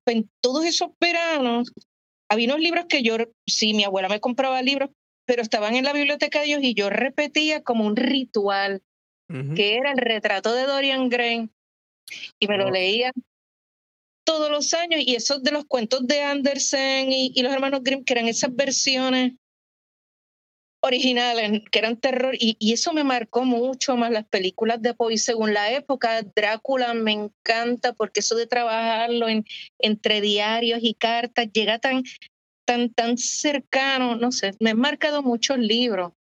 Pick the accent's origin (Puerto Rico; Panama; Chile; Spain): Puerto Rico; San Juan; also born or lived in Santurce, Puerto Rico; en mi adolescencia, preadolescencia en Coupey, yo viví en Coupey hasta los 20